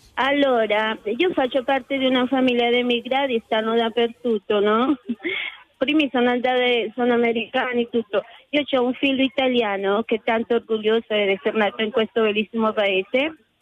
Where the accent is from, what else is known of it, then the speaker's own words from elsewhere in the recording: Bogotá, Colombia; moved away; io sono nata a Bogotà, la capitale ah. della Colombia